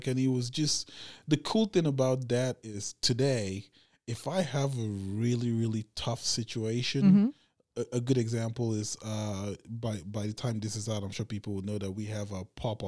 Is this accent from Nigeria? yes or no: yes; Abuja, Federal Capital Territory, Nigeria; now in Los Angeles, United States; But that was always the cool thing is always how I came from Africa, which I grew up in the capital of Nigeria.